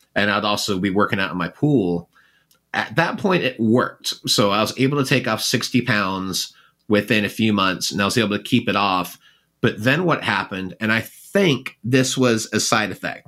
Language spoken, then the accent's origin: English; England, United Kingdom; moved away; I was born in England